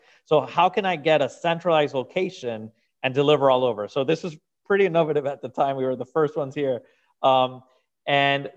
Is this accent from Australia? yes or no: no; Venezuela; moved away as an adult; now in Miami, United States; I'm originally from Venezuela and South America, and I moved to Miami when I was 24.